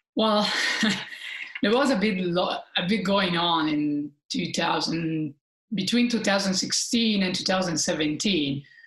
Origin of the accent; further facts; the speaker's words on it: Italy; being Italian